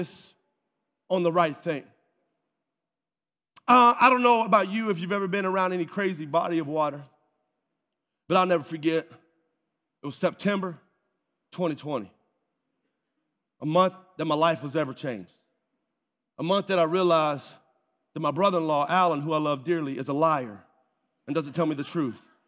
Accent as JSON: {"language": "English", "region": "North Alabama", "country": "United States", "tie": "born or raised there", "also_born_or_lived": "Asheville, North Carolina", "moved": "yes", "said": "I grew up in North Alabama"}